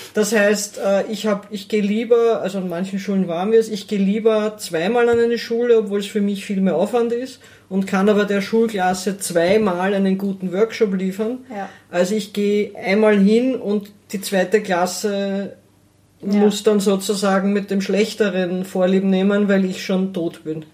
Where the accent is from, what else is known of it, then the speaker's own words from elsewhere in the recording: Lower Austria, Austria; ich bin in, in, Niederösterreich, in der Nähe von Wien aufgewachsen, in einer mittelgroßen Stadt